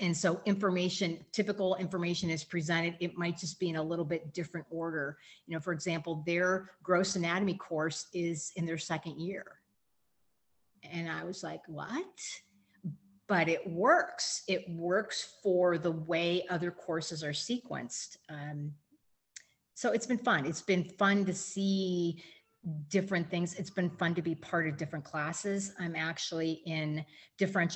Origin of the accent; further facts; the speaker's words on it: Erie, Pennsylvania, United States; moved away as an adult; now in Kentucky, United States; born and raised in Erie and went away to school, but then came back and was there